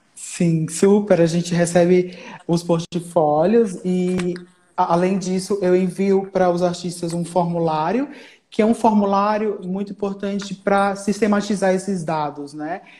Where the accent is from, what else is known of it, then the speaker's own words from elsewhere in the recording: Alagoas, Brazil; moved away as an adult; now in São Paulo, Brazil; sou alagoano